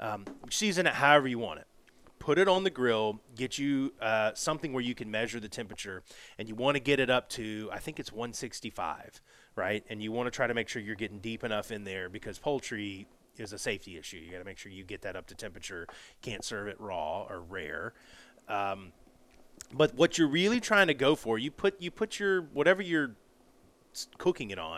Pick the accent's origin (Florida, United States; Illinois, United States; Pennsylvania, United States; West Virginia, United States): Florida, United States; moved away; also born or lived in Alabama; I grew up in Florida